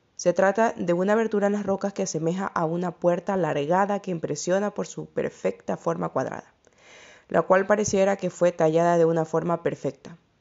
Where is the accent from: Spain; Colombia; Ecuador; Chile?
Ecuador; el país de donde yo soy, de Ecuador